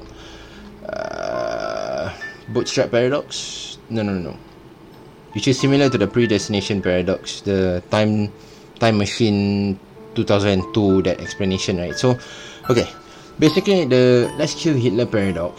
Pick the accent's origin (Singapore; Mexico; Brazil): Singapore; I'm Singaporean.